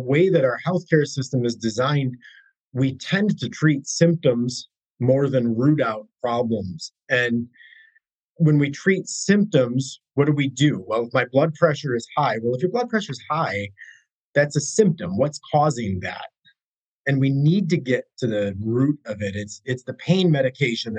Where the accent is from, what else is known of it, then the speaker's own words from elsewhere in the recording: United States; I'm American, born and blue, love my country